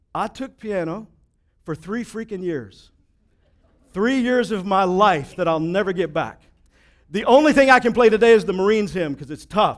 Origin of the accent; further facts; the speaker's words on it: Texas, United States; I grew up in Texas